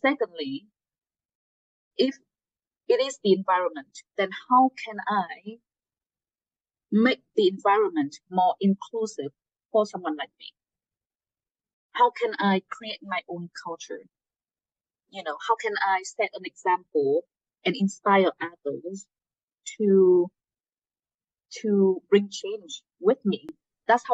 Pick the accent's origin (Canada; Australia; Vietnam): Vietnam; Hanoi; English is a second language; moved away as an adult; also born or lived in upstate New York; now in United States; I'm from Hanoi. You know, some of you may know it's the capital of Vietnam.